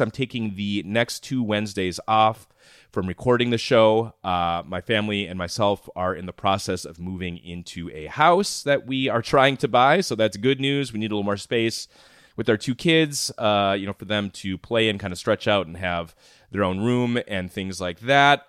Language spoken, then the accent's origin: English; Minnesota, United States; I'm from Minnesota, I covered Minnesota politics for a while